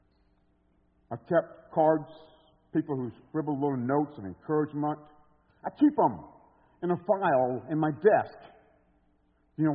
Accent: Alabama, United States; moved away as an adult; now in Chicago, United States; I was coming from Alabama with a super strong accent

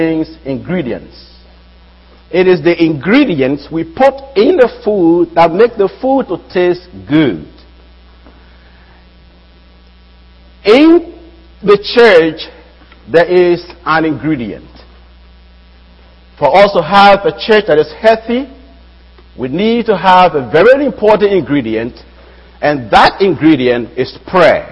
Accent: Liberia; now in United States; I'm from West Africa, that's Liberia

